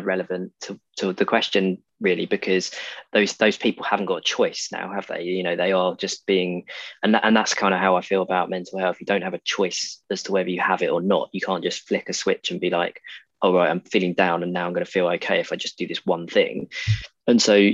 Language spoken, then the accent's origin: English; Essex, East of England, United Kingdom; moved away as an adult; now in Exeter, United Kingdom; I grew up in Essex and went to university in Devon, so in Exeter, where I am now. And so I left Essex at the age of about 18, 19